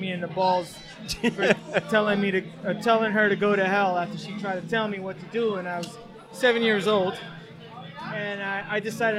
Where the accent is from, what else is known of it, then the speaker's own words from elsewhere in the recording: New York, United States; I'm an artist from New York, from Queens originally. But my studio is in New Jersey now